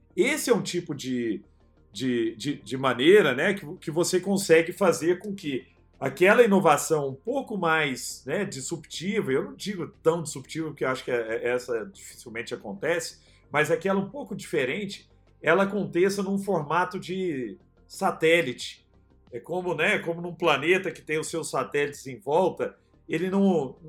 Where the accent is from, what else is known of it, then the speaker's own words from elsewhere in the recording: Araguari, Minas Gerais, Brazil; E eu sou um cara do interior, né? Sou nascido em Araguari, Herigueri, Triângulo Mineiro